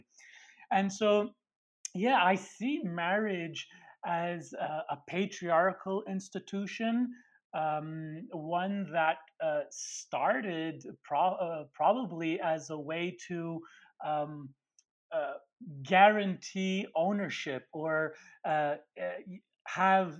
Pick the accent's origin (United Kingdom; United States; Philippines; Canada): Canada; Montreal, Quebec; I'm Italian from Montreal, coming from an immigrant family.